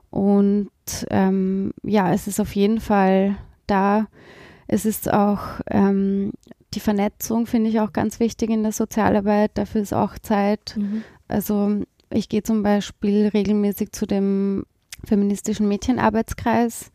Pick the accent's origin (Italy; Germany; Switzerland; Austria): Austria; East Tyrol; moved away as an adult; also born or lived in Vienna; Ich bin in, in Osttirol aufgewachsen, da gibt es ja keine Uni.